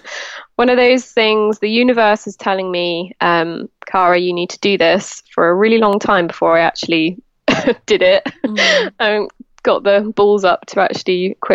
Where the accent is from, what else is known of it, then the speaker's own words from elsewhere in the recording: Devon, South West England, United Kingdom; now in Somerset, United Kingdom; I was actually born in Devon